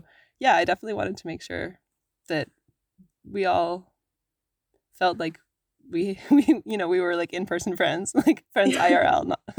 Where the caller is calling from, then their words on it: Whitehorse, Yukon, Canada; also born or lived in Toronto, Ontario / Atlin, British Columbia; I am calling in from Whitehorse, Yukon